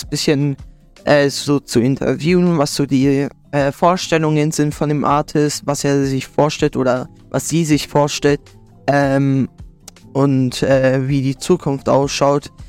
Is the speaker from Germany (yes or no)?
yes; Germany; now in Schleswig-Holstein, Germany; ich bin 15 Jahre alt, ich komme aus Deutschland, äh, ich wohne in Schleswig-Holstein